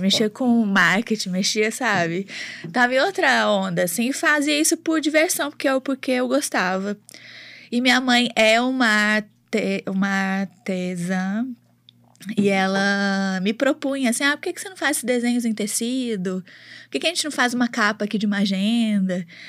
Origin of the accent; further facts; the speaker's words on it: Belo Horizonte, Minas Gerais, Brazil; accent: mineirão; also born or lived in Mococa, São Paulo / Ribeirão Preto, São Paulo; nasci em Mococa é uma cidadezinha ali, ali próxima a Campinas, mas sempre vivi em Ribeirão Preto até os 10 anos, e aí quando meus pais se mudaram para cá, e eu vim para cá. Então tem 23 anos que eu tô em Belo Horizonte